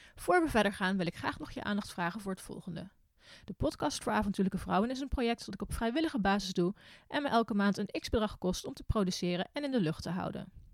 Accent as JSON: {"language": "Dutch", "town": "Arnhem", "region": "Gelderland", "country": "Netherlands", "said": "Ik kom natuurlijk uit Arnhem"}